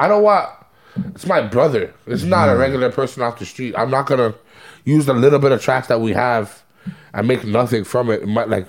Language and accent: English; Toronto, Ontario, Canada; we're from Toronto.